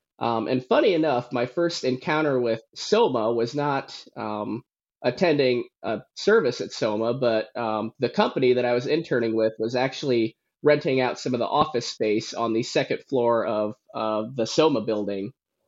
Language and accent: English; Warsaw, Indiana, United States; But yes, so I grew up in Warsaw, Indiana. I grew up in the church, went to church my whole life, to the same church that my mom went to and my grandma went to.